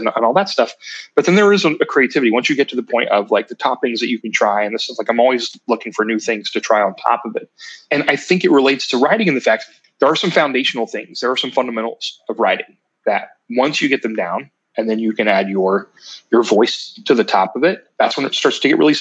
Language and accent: English; Ironton, Ohio, United States; I'm from Ironton